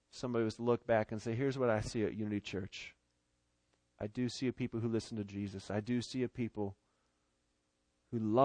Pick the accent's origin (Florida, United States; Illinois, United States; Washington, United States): Washington, United States; Seattle; moved away; my hometown over in Seattle